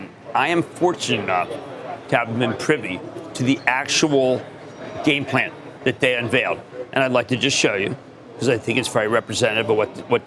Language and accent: English; Philadelphia, Pennsylvania, United States; I'm from Philadelphia.